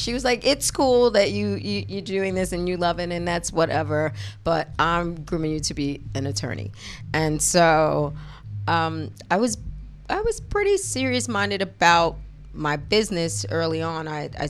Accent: New York City, New York, United States; I lived in the Bronx. So I was coming from the hood. On Sedgwick.

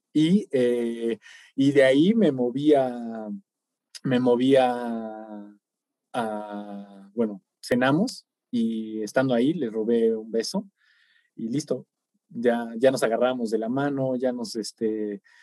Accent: Michoacán, Mexico; somos de pueblo, güey, somos de Michoacán

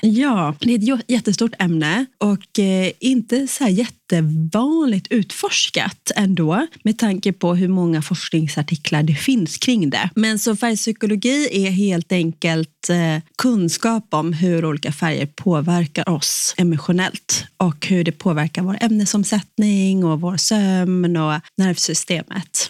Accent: Sweden; som svensk

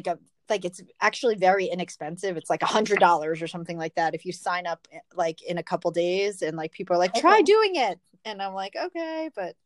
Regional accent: New York City, New York, United States; it's my hometown race

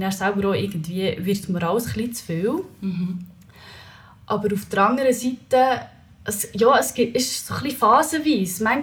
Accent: Leipzig, Saxony, Germany; Ich bin in Leipzig aufgewachsen

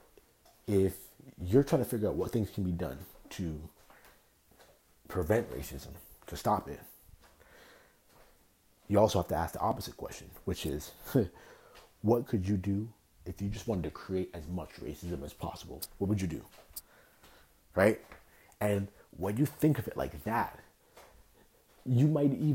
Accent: Toronto, Ontario, Canada; That was how I grew up in Toronto

